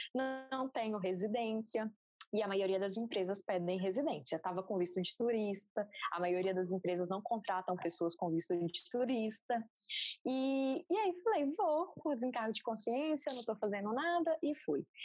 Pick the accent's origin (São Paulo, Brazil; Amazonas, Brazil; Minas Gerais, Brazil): Minas Gerais, Brazil; moved away as an adult; also born or lived in Ireland / Portugal; tenho 28 anos, sou engenheira civil e sou de Minas Gerais.